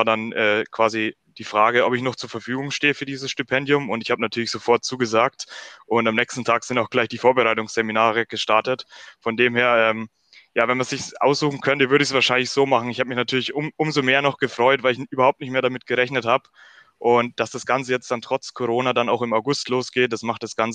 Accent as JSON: {"language": "German", "town": "Weichenfeld", "region": "Bavaria", "country": "Germany", "said": "Ich bin 22 Jahre alt und ich komme aus Weichenfeld. Das liegt im Norden Bayerns."}